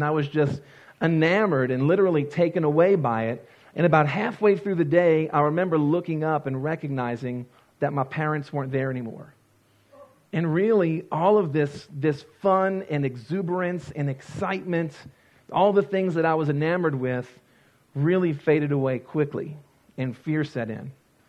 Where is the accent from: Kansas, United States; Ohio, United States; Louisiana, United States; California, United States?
Louisiana, United States; and I grew up in Louisiana. We don't have counties, we have parishes.